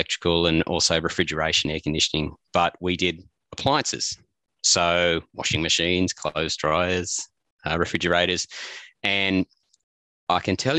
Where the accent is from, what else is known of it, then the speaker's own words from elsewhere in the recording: Armidale, New South Wales, Australia; also born or lived in Walcha; I was born in Armidale, and all my family was in Walker.